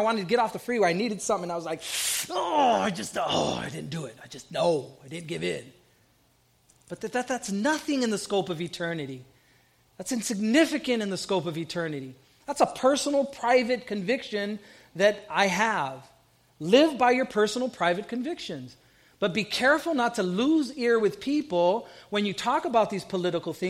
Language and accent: English; Southern California, United States; a young Puerto Rican growing up in Southern California